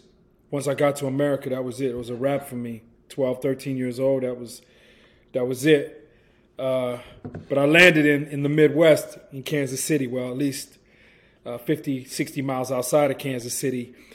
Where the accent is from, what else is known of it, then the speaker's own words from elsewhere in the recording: England, United Kingdom; now in United States; here I come from England being raised around British people and American people on the base in England.